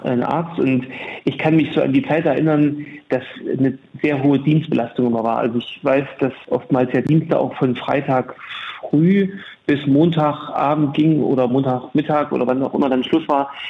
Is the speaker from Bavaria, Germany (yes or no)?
no; Bautzen, Saxony, Germany; moved away as an adult; also born or lived in Leipzig; now in Jena, Germany; Ich bin in Bautzen in Sachsen geboren und habe dann in Jena mein Medizinstudium begonnen